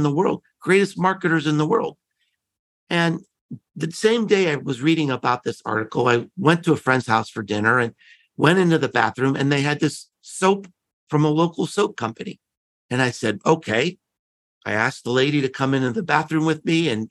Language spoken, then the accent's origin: English; Pittsburgh, Pennsylvania, United States; I grew up in Pittsburgh